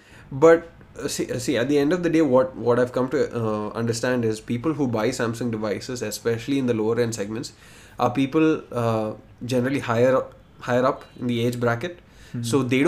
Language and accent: English; Bahrain; So I grew up in Bahrain.